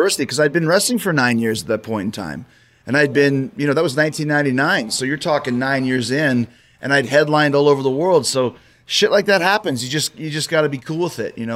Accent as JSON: {"language": "English", "town": "Winnipeg", "region": "Manitoba", "country": "Canada", "tie": "born or raised there", "moved": "yes", "said": "my hometown"}